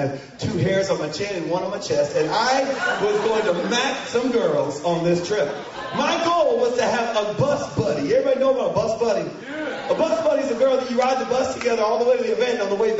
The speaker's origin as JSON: {"language": "English", "town": "Grand Rapids", "region": "Michigan", "country": "United States", "tie": "born or raised there", "said": "I grew up in Grand Rapids, Michigan. My dad was a military Air Force veteran, and we traveled all over the world, and finally we settled in Michigan."}